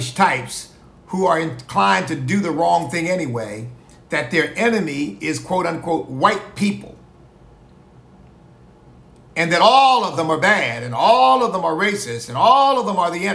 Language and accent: English; United States; I'm Black. I'm an American of African ancestry